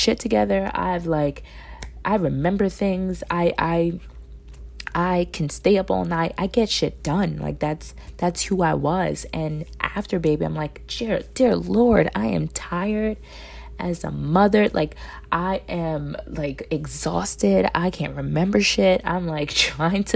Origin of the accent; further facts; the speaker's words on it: New York City, New York, United States; me being raised, born and raised in New York City